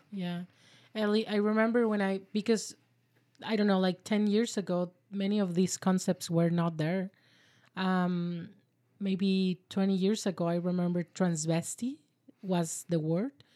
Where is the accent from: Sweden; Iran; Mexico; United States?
Mexico; La Paz, Baja California Sur; now in Victoria, Canada; we are both from La Paz, Mexico.